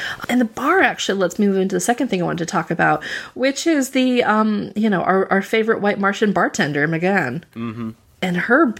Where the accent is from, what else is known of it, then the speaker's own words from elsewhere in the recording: Virginia, United States; I grew up in Virginia, and one of my oldest friends, her grandmother loved to tell the story